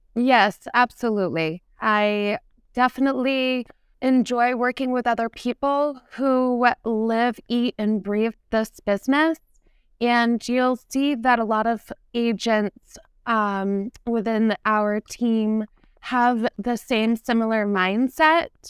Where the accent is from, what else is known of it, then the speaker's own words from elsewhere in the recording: New Castle, New Hampshire, United States; I grew up in Newcastle, New Hampshire, and it's a historical town by the water